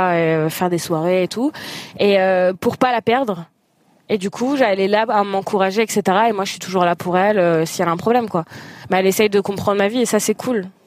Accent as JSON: {"language": "French", "country": "Algeria", "said": "je suis algérienne et célibataire"}